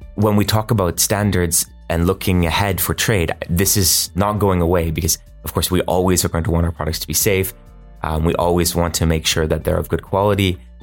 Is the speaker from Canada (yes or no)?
yes; Canada; I'm Canadian